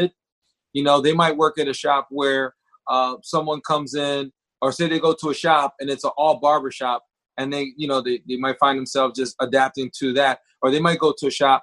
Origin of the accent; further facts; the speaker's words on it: Lancaster County, Pennsylvania, United States; I'm from Lancaster County. I was born and raised in Lancaster County. I still reside in Lancaster County